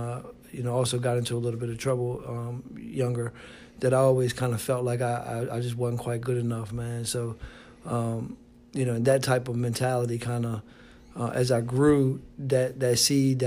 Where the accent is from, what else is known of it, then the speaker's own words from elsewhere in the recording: Richmond, Virginia, United States; I'm from Richmond. You know, I know all about this city here